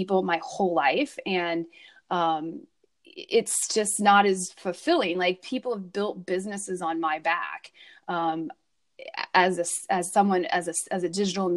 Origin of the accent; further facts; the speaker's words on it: Midwest, United States; I grew up in the Midwest